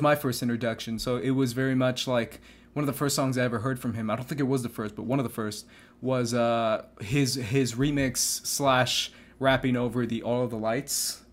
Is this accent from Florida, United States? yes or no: no; Phoenix, Arizona, United States; moved away; we grew up in Phoenix together through, through high school